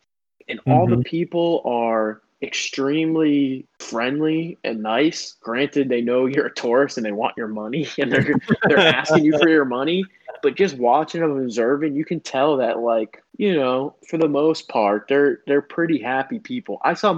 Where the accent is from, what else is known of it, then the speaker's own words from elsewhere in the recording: South Florida, United States; growing up down here in South Florida, growing up around Latin American culture for most of my life